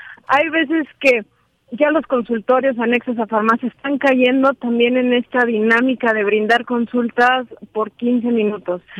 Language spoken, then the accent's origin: Spanish; Mexico; nos compete como mexicanos